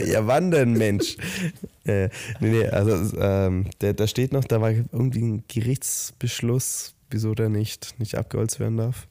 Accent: Southern Germany, Germany; wir kommen ja aus dem Süden Deutschlands

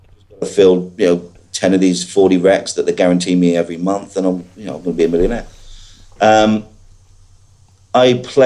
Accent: Ireland; moved away; But, I came over from Ireland, met my girlfriend, moved over from Ireland in 2005, I think it was, and didn't have a clue about recruitment.

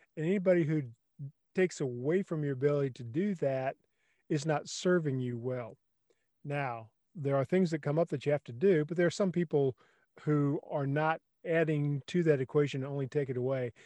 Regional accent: South Texas, United States; I grew up in South Texas

